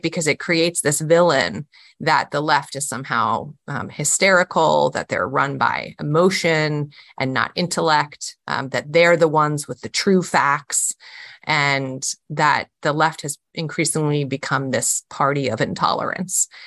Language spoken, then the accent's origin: English; Charlottesville, Virginia, United States; my hometown